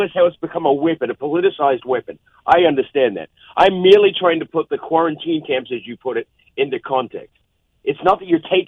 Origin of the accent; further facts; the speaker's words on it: New Zealand; now in United States; I'm a naturalized American. I'm from New Zealand. All of my family is still in New Zealand.